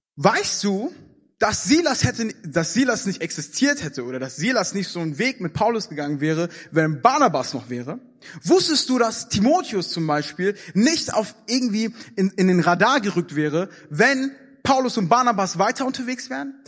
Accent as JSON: {"language": "German", "country": "Germany", "said": "in Deutschland"}